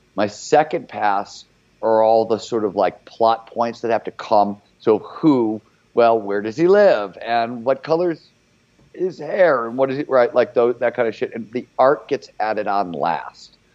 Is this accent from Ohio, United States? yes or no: yes; Cleveland, Ohio, United States; I was grew up in Cleveland before there was cable TV there